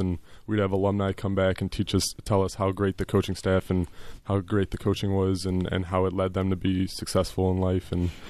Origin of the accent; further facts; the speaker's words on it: Chicago, Illinois, United States; I'm from Chicago.